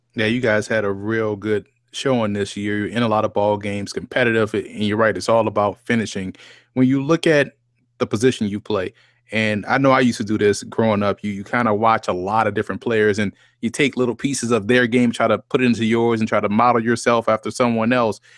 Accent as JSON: {"language": "English", "town": "New Orleans", "region": "Louisiana", "country": "United States", "tie": "born or raised there", "said": "I grew up in New Orleans"}